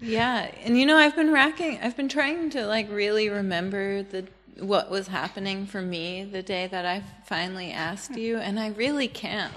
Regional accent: United States; moved away; also born or lived in Portland; I'm really American

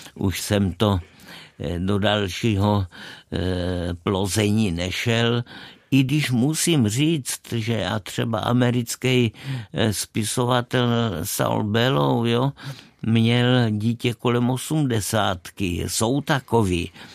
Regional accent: Brno, South Moravian Region, Czechia; odkud pocházím z Brna

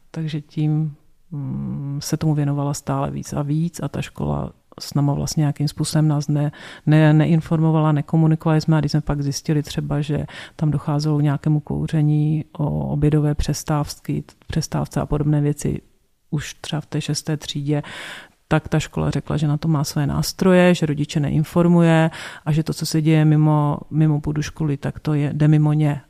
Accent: South Moravian Region, Czechia; jsem z Jižní Moravy, z vesnice na Jižní Moravy, kde v náboženství bylo i v době totality ve škole

